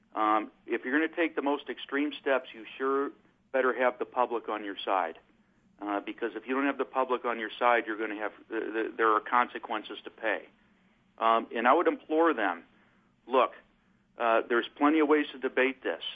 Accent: Michigan City, Indiana, United States; I'm actually up here in my hometown of Michigan City

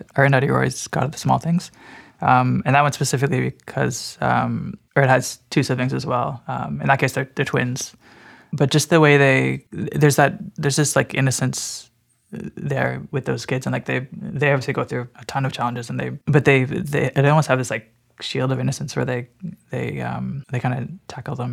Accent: Burlington, Ontario, Canada; it'd always be my hometown

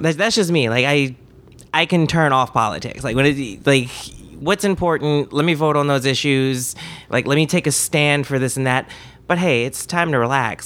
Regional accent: Washington, District of Columbia, United States; moved away as an adult; now in Alexandria, Virginia, United States; I'm from D C, from Washington, D C proper. I was born in the city. I grew up on Mount Pleasant

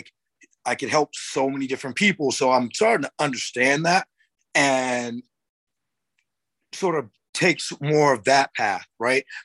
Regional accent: North Carolina, United States; accent: southern; i'm from an itty-bitty small town in north carolina right like i don't have my southern accent anymore but if you hear me talk to my sister you could very you'll very much hear a thick southern accent

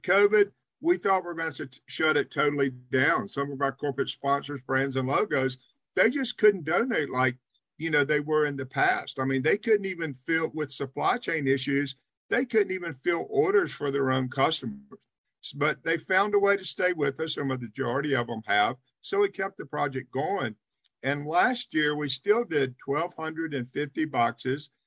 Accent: Charlotte, North Carolina, United States; also born or lived in Winston-Salem, North Carolina; I actually grew up in Charlotte.

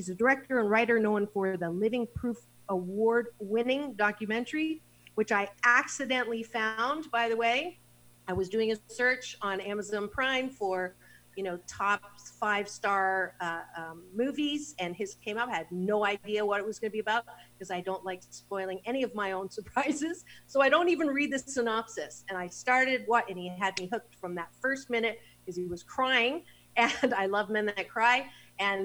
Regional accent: Kitchener, Ontario, Canada; now in Los Angeles, United States; I was born in Kitchener-Waterloo, Ontario

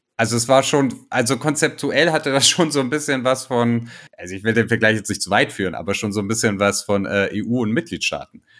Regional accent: Tuzla, Federation of Bosnia and Herzegovina, Bosnia & Herzegovina; in Tuzla, in meiner Geburtsstadt

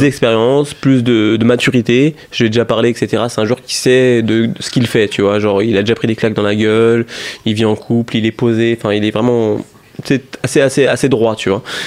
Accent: France; en France, on est français

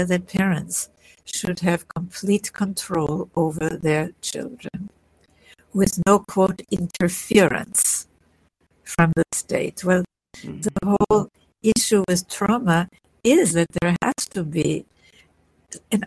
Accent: Vienna, Austria; I was born in Vienna, in Austria

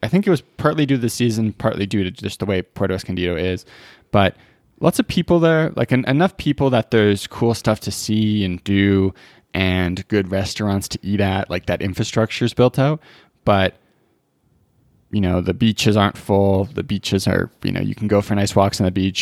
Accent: British Columbia, Canada; now in Alberta, Canada; I grew up in B C

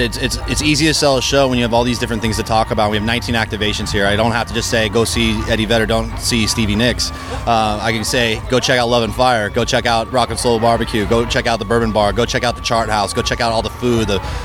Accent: Colorado, United States; I'm from Colorado

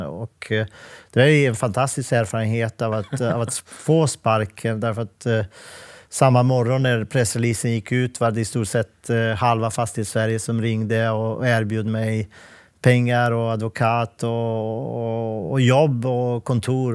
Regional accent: Montenegro; Swedish is a second language; also born or lived in Bosnia; now in Sweden; Jag är född och uppväxt i Montenegro

